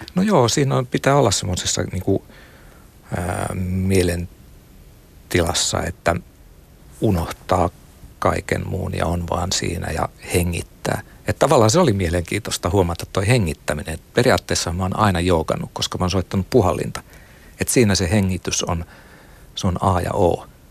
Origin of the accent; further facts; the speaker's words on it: Satakunta, Finland; Mä oon satakunnasta kotoisin. Siellä on paljon peltoja ja aakeita laakeita ja lapsuudessa veisattiin virsiä